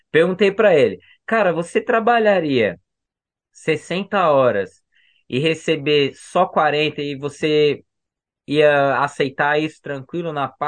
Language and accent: Portuguese; Brazil; Não é porque eu sou brasileiro que, que eu não sei minhas coisas aqui, entendeu?